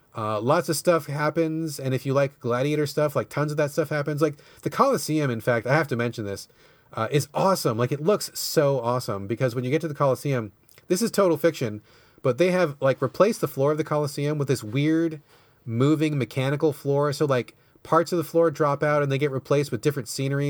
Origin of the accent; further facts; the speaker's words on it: United States; I'm American